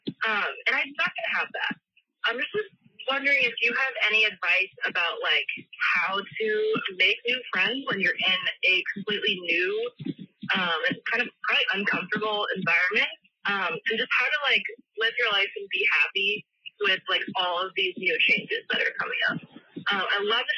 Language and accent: English; Boston, Massachusetts, United States; also born or lived in Richmond, Virginia; I am from Boston.